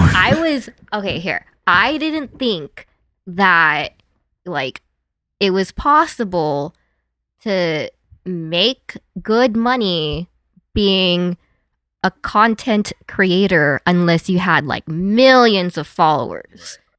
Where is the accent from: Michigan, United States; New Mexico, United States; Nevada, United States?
Nevada, United States; Las Vegas; moved away as an adult; also born or lived in San Diego / Los Angeles; I grew up in Vegas